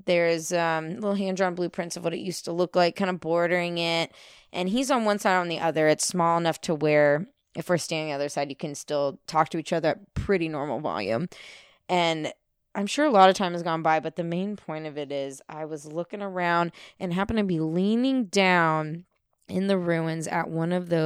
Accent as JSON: {"language": "English", "town": "Santa Rosa", "region": "California", "country": "United States", "tie": "born or raised there", "said": "I'm from Sonoma County. I'm from Santa Rosa. Hello, 707."}